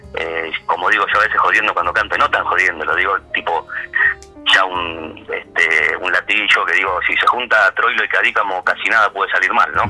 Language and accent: Spanish; Buenos Aires, Argentina; nacimos en Villortuz, nací en Villortuz, el barrio este